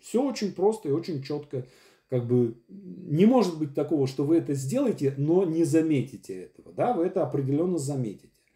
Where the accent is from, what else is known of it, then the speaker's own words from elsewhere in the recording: Syamzha, Vologda Oblast, Russia; now in Moscow, Russia; Я чувак из Сямжи, из деревни Вологодской области, который э, приехал в Москву и стал известным драматургом